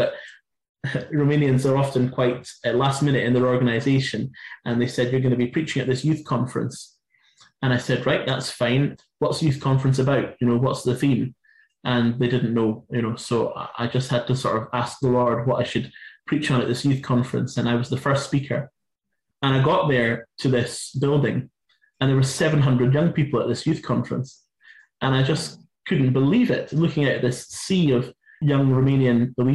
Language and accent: English; Inverness, Scotland, United Kingdom; my hometown. In Inverness